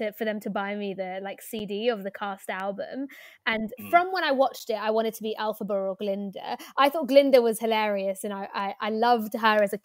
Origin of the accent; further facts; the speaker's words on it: London, United Kingdom; I'm a Londoner, like born and raised, and I went to school in London